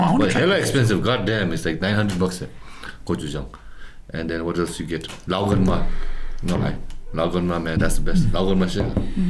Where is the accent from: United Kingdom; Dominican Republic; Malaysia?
Malaysia